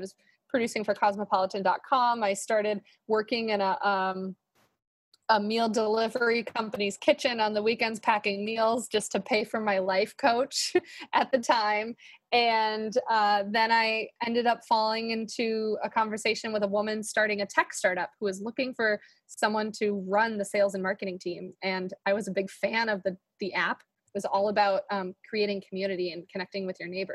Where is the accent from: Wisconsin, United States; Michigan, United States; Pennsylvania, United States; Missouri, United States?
Wisconsin, United States; Madison; I'm from Madison, Wisconsin